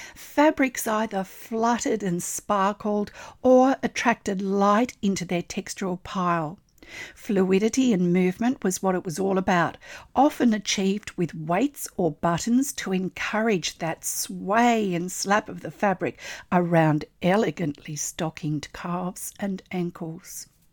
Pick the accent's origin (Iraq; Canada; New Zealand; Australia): Australia; I'm an Australian textile artist